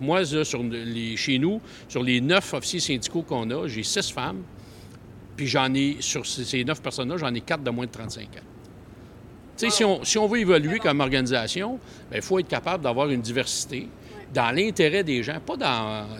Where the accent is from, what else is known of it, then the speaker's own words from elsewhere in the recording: Montreal, Quebec, Canada; je suis un petit gars de Montréal.